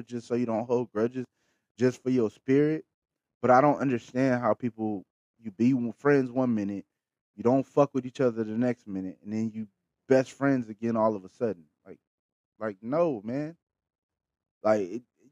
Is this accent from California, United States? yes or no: yes; Bakersfield, California, United States; I'm from Bakersfield, the Patch